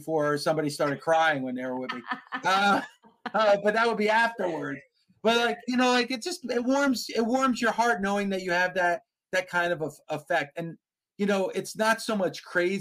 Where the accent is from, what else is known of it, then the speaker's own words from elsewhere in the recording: New Jersey, United States; I'm from New Jersey